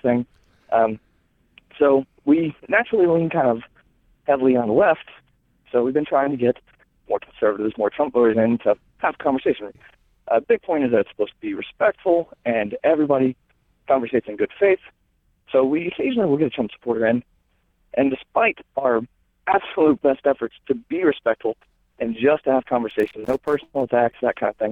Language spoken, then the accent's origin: English; South Carolina, United States; from South Carolina